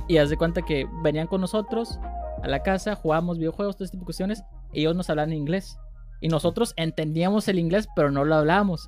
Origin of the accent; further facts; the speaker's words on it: Mexico; Y yo como mexicano, que me encanta ser mexicano